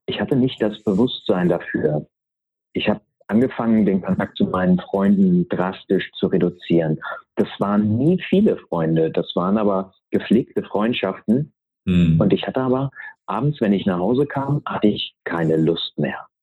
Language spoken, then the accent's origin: German; near Uelzen, Lüneburg Heath, Lower Saxony, Germany; Ich bin bei Uelzen in der Lüneburger Heide geboren ähm, und bin Sohn eines Pastors, mhm. bin also sehr, sehr christlich und äh, altruistisch